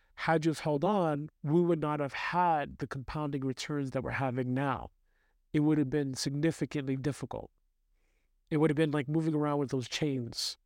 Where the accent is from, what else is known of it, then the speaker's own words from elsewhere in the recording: New York City, New York, United States; I grew up in the United States from New York City